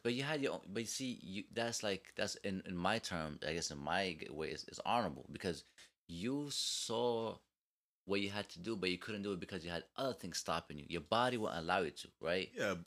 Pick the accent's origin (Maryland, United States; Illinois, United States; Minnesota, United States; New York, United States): New York, United States; I'm from New York, I talk fast